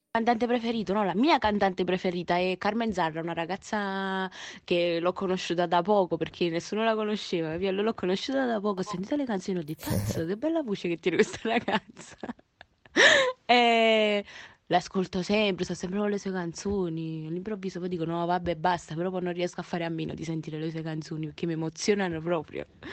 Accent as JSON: {"language": "Italian", "town": "Naples", "region": "Campania", "country": "Italy", "said": "sono di Napoli, proprio napoletana verace"}